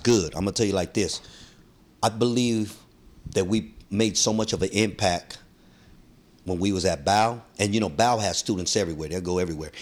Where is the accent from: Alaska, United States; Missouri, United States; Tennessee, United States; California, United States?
California, United States; San Francisco; I'm, I'm from Soma and I'm Filipino.